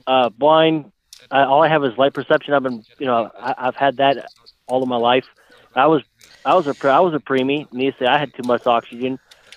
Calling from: Ohio, United States; I'm in Ohio.

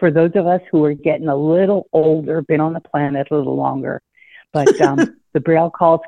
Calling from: Maine, United States; I'm calling from Maine.

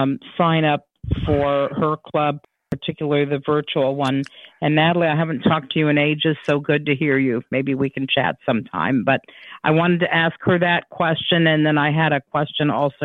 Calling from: Ohio, United States; Ohio. I'm in Ohio.

